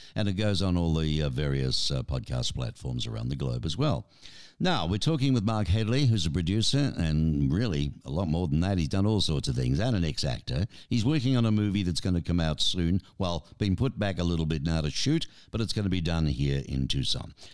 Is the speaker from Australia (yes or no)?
yes; Australia; we grew up on American and British television